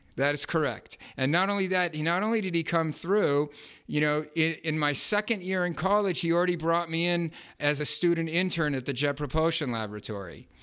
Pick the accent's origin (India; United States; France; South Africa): United States; Los Angeles, California; I grew up in Westwood